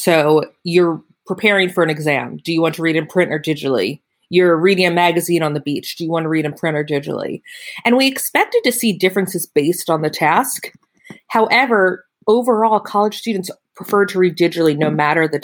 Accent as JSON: {"language": "English", "region": "Pennsylvania", "country": "United States", "said": "I'm from Pennsylvania"}